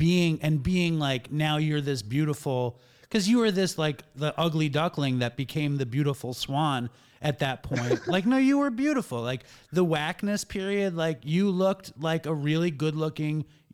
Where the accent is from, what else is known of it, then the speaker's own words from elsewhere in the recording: New York City, New York, United States; I was from Manhattan